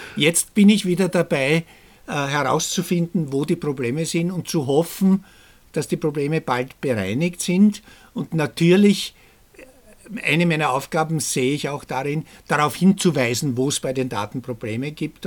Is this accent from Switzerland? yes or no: no; Austria; bei uns in Österreich